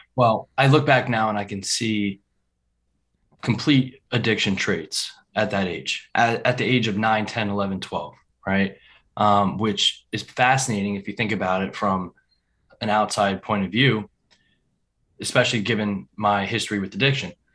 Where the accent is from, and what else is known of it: New Vernon, New Jersey, United States; born or raised there